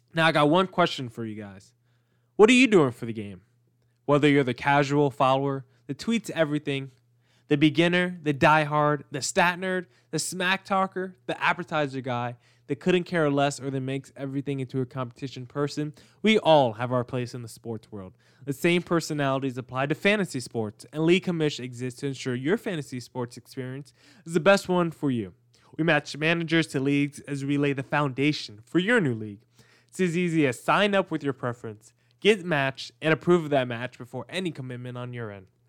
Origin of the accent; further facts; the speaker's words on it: New Jersey, United States; I'm from Jersey